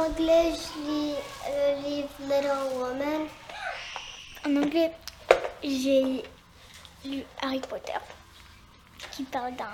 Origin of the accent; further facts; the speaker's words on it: Italy; now in New York, United States; ma préférence est vraiment l'italien parce que je suis originaire d'Italie.